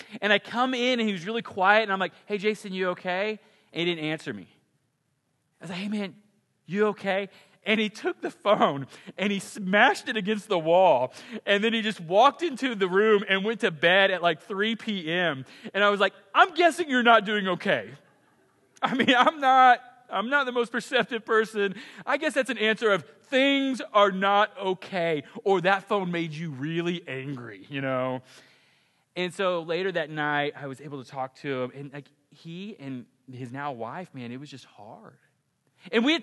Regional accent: Ponca City, Oklahoma, United States; I grew up in Ponca City, Oklahoma

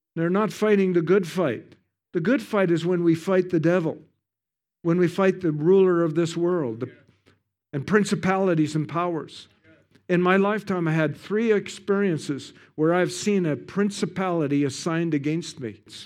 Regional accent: Canada; I'm from Canada. We have the best ski hills in the world

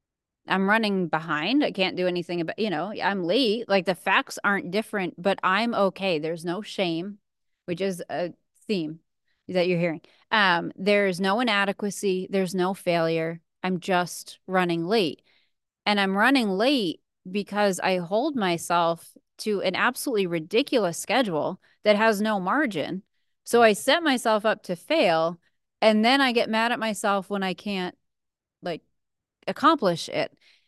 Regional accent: New England, United States; So I'm from New England originally, and so I love snow. I love the winter.

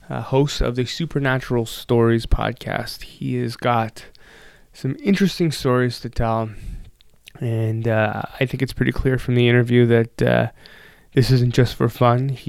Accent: Toronto, Ontario, Canada; also born or lived in Ottawa / Japan; Grew up in Toronto.

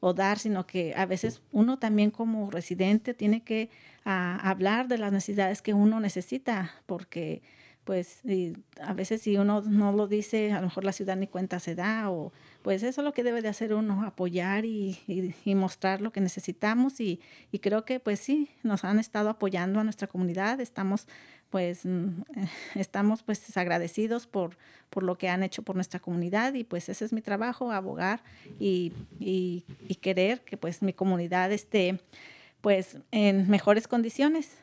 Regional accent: Guanajuato, Mexico; now in California, United States; yo soy originaria de un pueblo muy pequeño de Guanajuato, México

